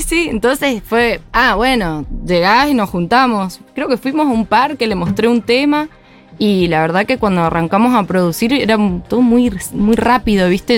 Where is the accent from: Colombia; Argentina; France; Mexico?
Argentina; Mendoza; now in Buenos Aires, Argentina; soy de Mendoza